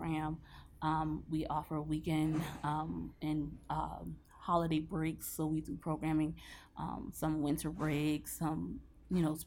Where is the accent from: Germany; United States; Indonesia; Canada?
United States; Philadelphia, Pennsylvania; moved away; also born or lived in Baltimore; I'm from Philly